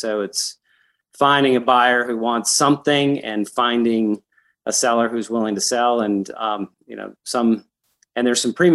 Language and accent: English; Evergreen, Colorado, United States; also born or lived in Denver, Colorado / Littleton, Colorado / Boulder, Colorado / San Francisco, California; I grew up in Evergreen, which is a little town outside of Denver up in the foothills